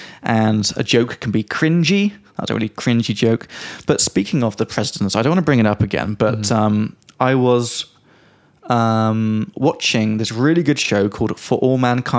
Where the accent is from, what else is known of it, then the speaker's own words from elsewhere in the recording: England, United Kingdom; moved away as an adult; from England.